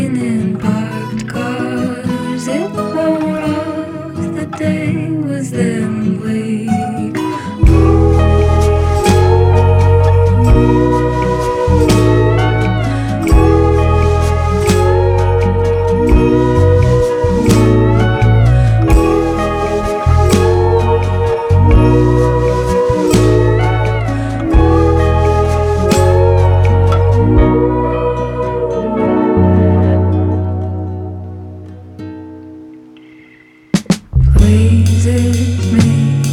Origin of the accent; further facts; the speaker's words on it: Charlottesville, Virginia, United States; I'm a songwriter from Charlottesville, Virginia in the United States